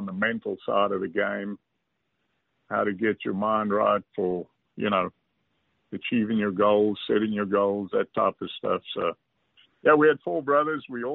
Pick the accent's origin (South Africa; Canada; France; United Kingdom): South Africa; Phalaborwa, Limpopo; moved away as an adult; also born or lived in Arkansas; we grew up in a small town. Probably a Palabora. It's about 100 miles south of Zimbabwe